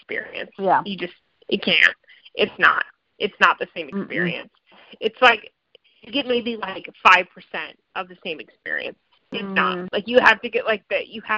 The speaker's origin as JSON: {"language": "English", "town": "New Orleans", "region": "Louisiana", "country": "United States", "said": "I'm from New Orleans."}